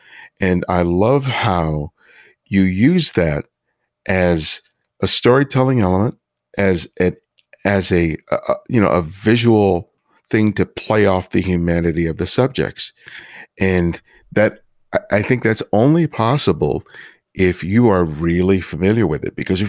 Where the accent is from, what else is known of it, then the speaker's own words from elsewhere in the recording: Los Angeles, California, United States; from the neighborhoods I grew up in Los Angeles.